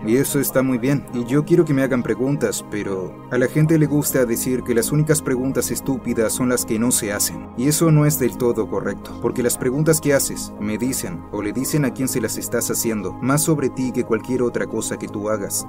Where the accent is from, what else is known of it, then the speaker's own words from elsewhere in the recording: Pittsburgh, Pennsylvania, United States; Crecí en Pittsburgh